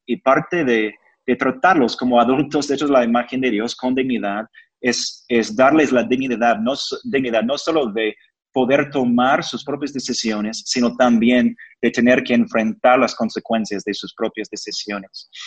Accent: United States; Spanish is a second language; yo soy gringo

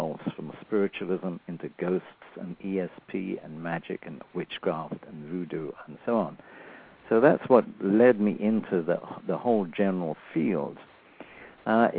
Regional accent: Nottingham, East Midlands, United Kingdom; also born or lived in London; now in United States; I was born in 1934. And during the Second World War, when it broke out in 1939, we moved up from London. We moved up to Nottingham, the home of Robin Hood, of course.

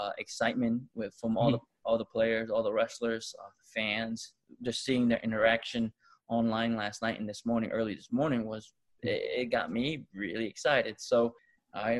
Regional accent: Tonga; now in United States; I was born here in America, but I was raised in the islands since the age of 2 or 3 years old.

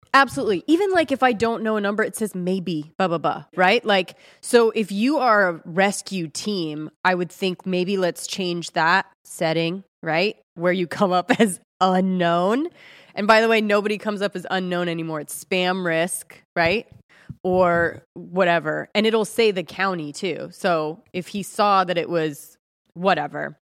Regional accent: Ojai, California, United States; I'm from Ojai, California

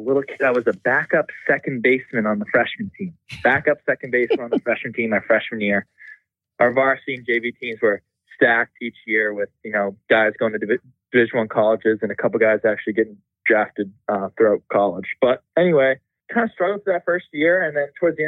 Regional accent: North Andover, Massachusetts, United States; North Andover, Massachusetts. Went to St. John's Prep, all boys school in Danvers.

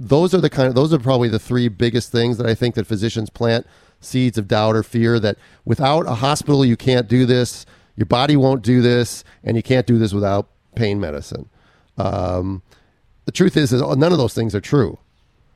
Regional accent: Minnesota, United States; also born or lived in Southern California; now in California, United States; That's my home state

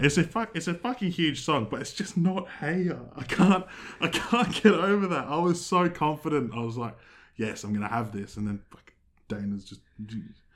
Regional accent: Australia; we're not American, we're Australian

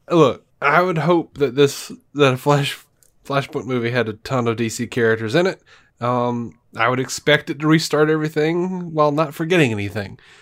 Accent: Montgomery, Alabama, United States; moved away as an adult; now in Birmingham, United States; I grew up in Montgomery.

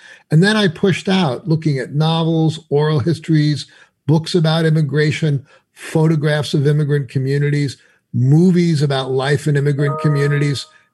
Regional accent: Dumont, New Jersey, United States; also born or lived in Bronx, New York City; now in New York City, United States; my parents moved to the suburbs to Dumont, New Jersey, when I was only a year old, barely, in 1956. So I grew up in the suburbs

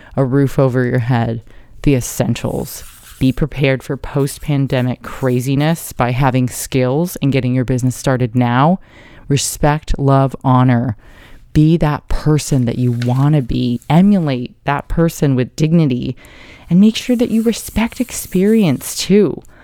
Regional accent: Carlsbad, California, United States; also born or lived in New York; I grew up there in San Diego in Carlsbad

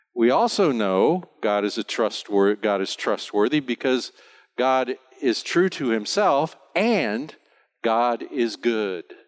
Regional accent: United States; now in Bonaire; I'm an American

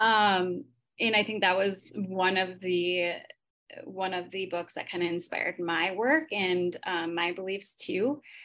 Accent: Minnesota, United States; I'm from Minnesota

